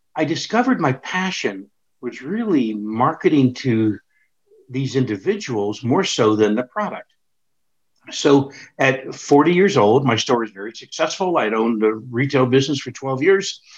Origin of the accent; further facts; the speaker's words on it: Pittsburgh, Pennsylvania, United States; moved away; it was my hometown